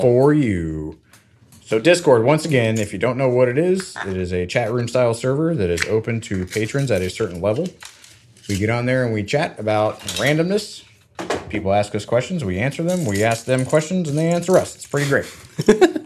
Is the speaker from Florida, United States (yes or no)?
yes; Florida, United States; I grew up in Florida